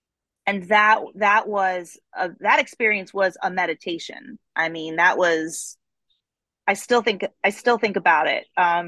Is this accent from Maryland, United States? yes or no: yes; Baltimore, Maryland, United States; And we, as Baltimoreans, however you want to say it, like we take great pride in our city. We love it here. Maryland is a wonderful place to live.